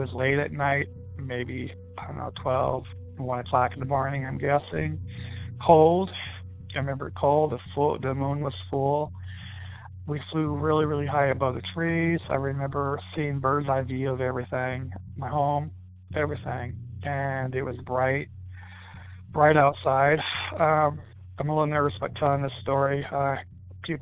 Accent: Fort Wayne, Indiana, United States; I'm from Fort Wayne, Indiana

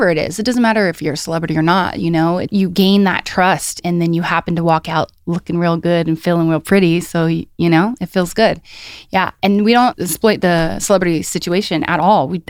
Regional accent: Oxnard, California, United States; I grew up in Oxnard, California

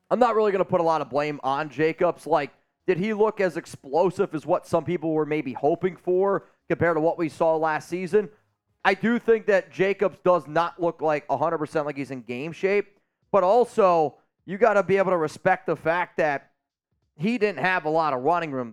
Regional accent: Northeast, United States; I'm from the Northeast

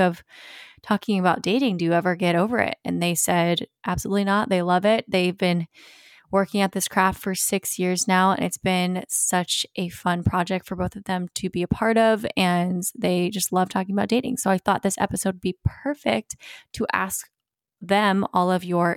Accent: Virginia Beach, Virginia, United States; I grew up in Virginia Beach

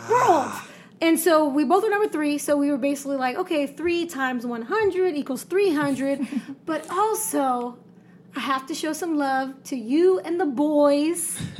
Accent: San Jose, California, United States; we were born and raised in San Jose. Mm-hmm. East side for me.

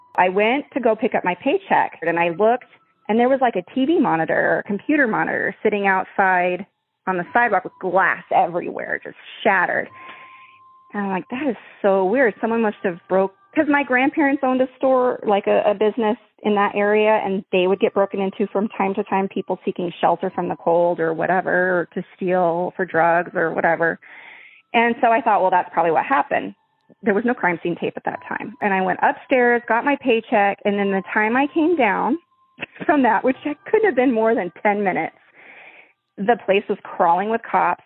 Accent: Farmington, New Mexico, United States; when I was, like, growing up there

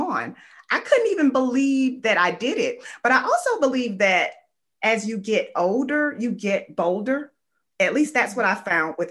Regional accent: Fort Lauderdale, Florida, United States; I'm from Fort Lauderdale, Florida. I grew up in poverty.

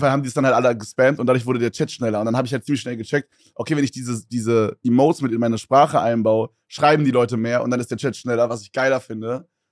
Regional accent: Berlin, Germany; Ich komme ja aus Berlin

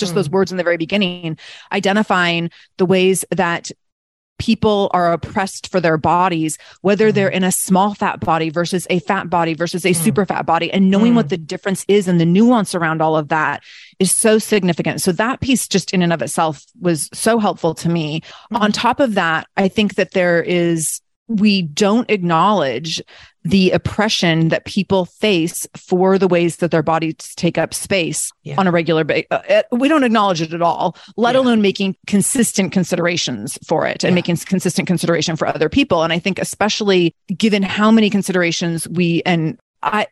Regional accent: Seattle, Washington, United States; I'm from Seattle

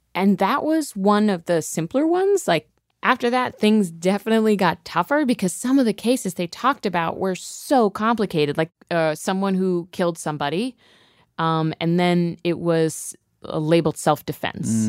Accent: Ohio, United States; moved away; I'm from Ohio

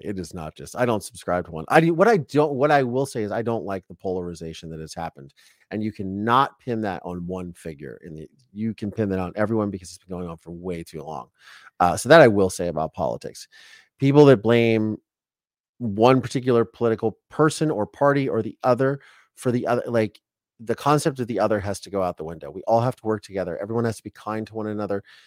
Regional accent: Ohio, United States; now in Southern California, United States; I've been very acclimated to Southern California, even though I'm from Ohio

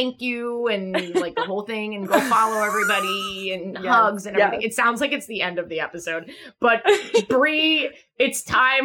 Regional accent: New York, United States; I'm from New York

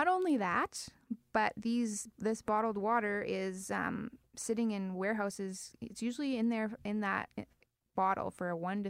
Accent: Winnipeg, Manitoba, Canada; I grew up on the farm, small town.

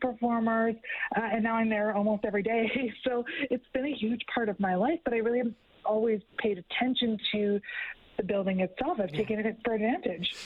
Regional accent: Edmonton, Alberta, Canada; I was born and raised in Edmonton

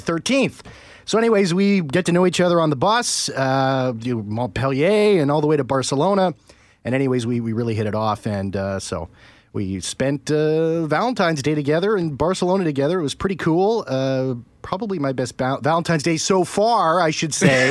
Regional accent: Canada; I'm Canadian

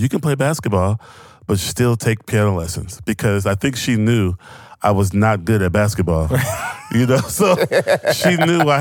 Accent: Houston, Texas, United States; I grew up in Houston, Texas

